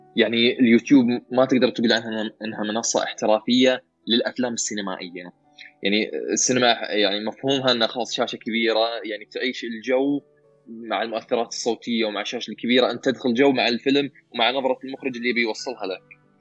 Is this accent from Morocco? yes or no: no; Saudi Arabia; عندنا في السعوديه